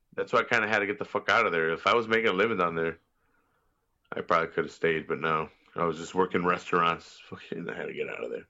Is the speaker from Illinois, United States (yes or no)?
yes; Chicago, Illinois, United States; I'm from Chicago